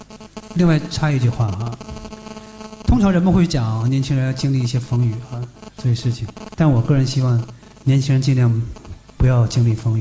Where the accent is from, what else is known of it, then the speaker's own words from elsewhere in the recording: Northeast China, China; 这是一件在我的家乡，在我东北的老家里面看似非常疯狂的一件事情